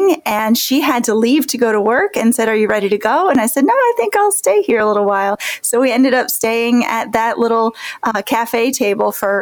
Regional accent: Virginia, United States; also born or lived in Florida / Richmond, Virginia; now in New York, United States; I'm originally from Virginia

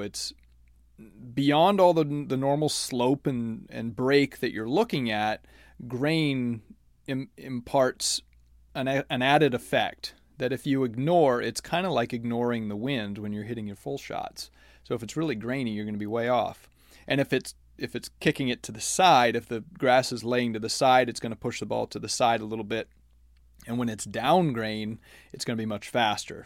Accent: Maine, United States; moved away as an adult; also born or lived in Florida; I grew up in Maine playing on bent grass greens

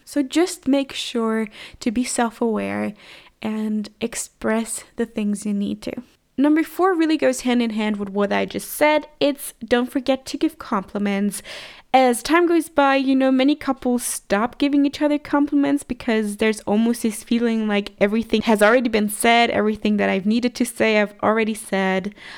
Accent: Germany; moved away as an adult; also born or lived in Redding, California, United States; moved back to my hometown, a small town in Germany

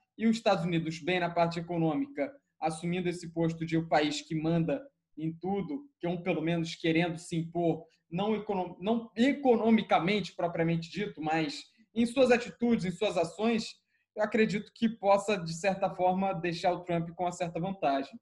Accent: Brazil; eu sou brasileiro

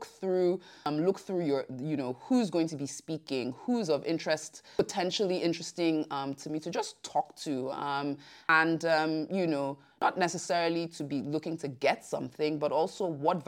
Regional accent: Lagos, Nigeria; moved away as an adult; now in Brussels, Belgium; I moved from Lagos to Brussels, I think eight years ago. And one of the things, you know, that became very apparent to me, you know, coming from Lagos was

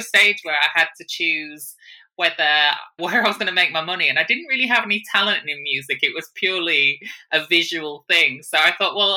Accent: Hull, Yorkshire and the Humber, United Kingdom; moved away as an adult; also born or lived in Manchester; I grew up in Hull, and from the age of 18, I moved across the other side of the country to a city called Manchester

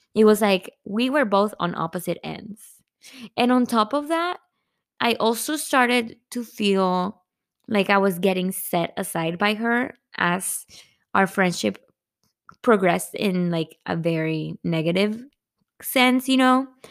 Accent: Monterrey, Nuevo León, Mexico; moved away; I'm from Monterrey

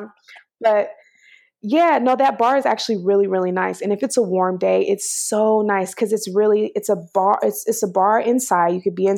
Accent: the Bay Area, California, United States; also born or lived in East Bay; I just moved to San Francisco. I'm from the Bay

